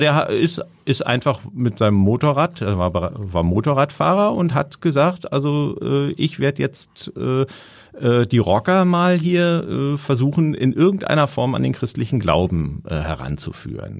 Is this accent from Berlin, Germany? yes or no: yes; Berlin, Germany; now in Hamburg, Germany; ich bin äh, in Berlin aufgewachsen